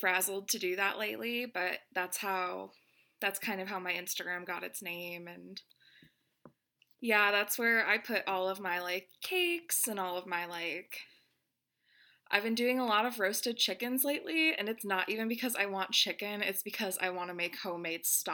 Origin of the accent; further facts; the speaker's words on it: Chicago, Illinois, United States; now in Los Angeles, United States; I'm from Chicago. I live in LA.